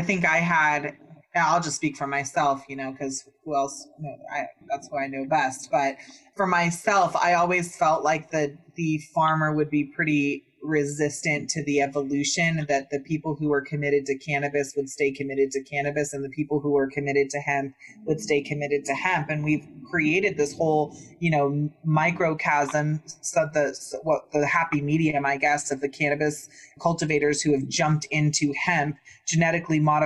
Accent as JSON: {"language": "English", "region": "Northern California", "country": "United States", "tie": "born or raised there", "also_born_or_lived": "Santa Cruz, California / Humboldt County, California", "said": "I was born in Santa Cruz, grew up in Northern California"}